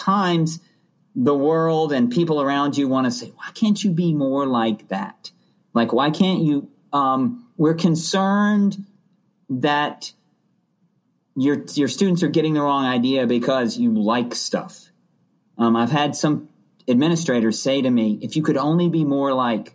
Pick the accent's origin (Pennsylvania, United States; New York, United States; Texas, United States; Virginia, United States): Virginia, United States; Hanover County; also born or lived in Roanoke, Virginia; we moved from Roanoke to I grew up in Hanover County